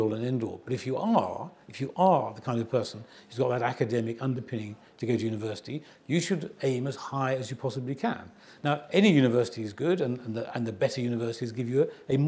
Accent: Nottingham, East Midlands, United Kingdom; I was growing up in Nottingham

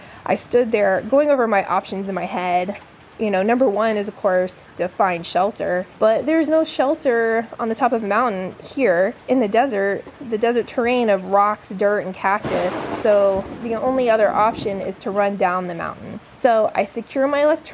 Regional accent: Florida, United States; now in Phoenix, United States; I'm originally from Florida

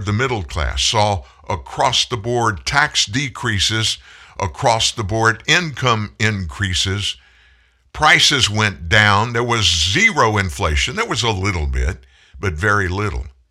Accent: Lafayette, Louisiana, United States; I grew up in Lafayette

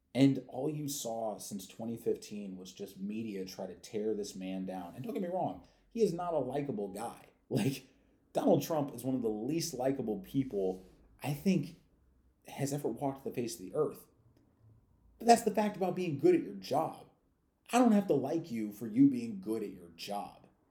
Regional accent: St. Louis, Missouri, United States; I come from St. Louis, which is per capita the most dangerous city in the United States

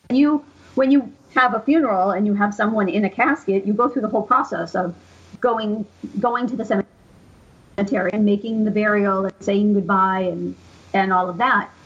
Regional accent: Central Massachusetts, United States; I grew up around here. I grew up in Central Mass

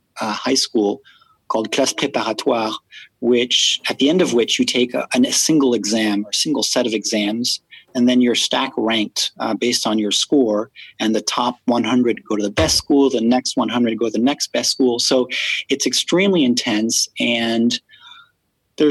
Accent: Paris, Île-de-France, France; I grew up in Paris. My mom is French and my dad's American, and I was born in Paris.

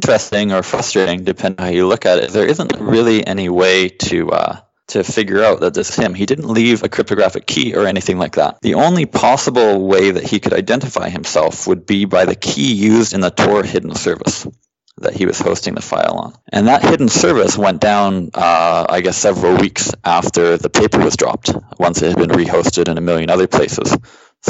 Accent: Canada; I grew up in Canada

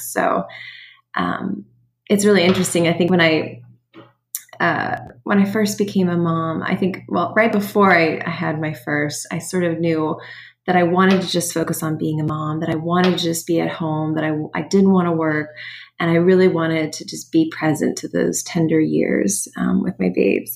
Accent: Midwest, United States; moved away as an adult; also born or lived in New York City / Pittsburgh, Pennsylvania; now in Sewickley, United States; I grew up in the Midwest

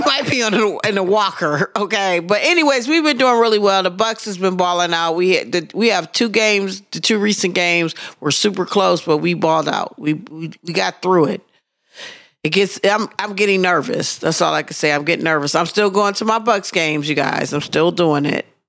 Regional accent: Wisconsin, United States; I'm from Wisconsin

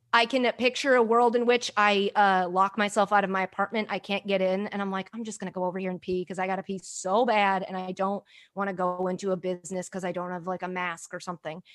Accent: United States; also born or lived in Sydney, Australia; I'm American

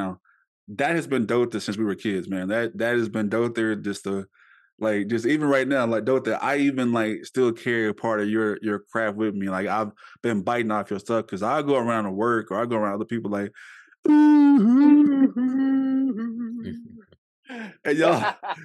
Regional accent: Shreveport, Louisiana, United States; I'm born and raised in Shreveport

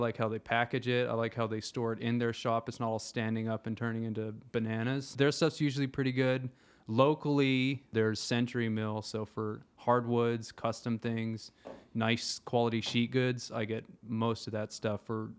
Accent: Japan; I grew up in Japan. Since I was a kid, they had those awesome toilets with the bidet, heated seats.

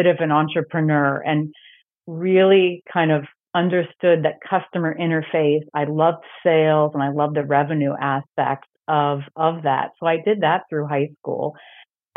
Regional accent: Centerville, Ohio, United States; moved away as an adult; also born or lived in Toronto; now in Los Angeles, United States; I grew up in Centerville, Ohio, which is a suburb of Dayton, Ohio.

